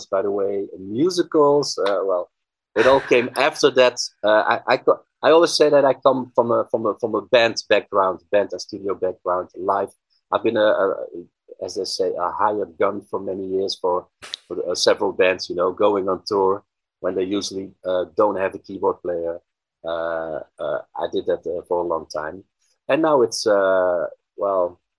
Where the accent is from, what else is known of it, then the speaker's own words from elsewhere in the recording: Netherlands; English is a second language; I'm a composer from the Netherlands.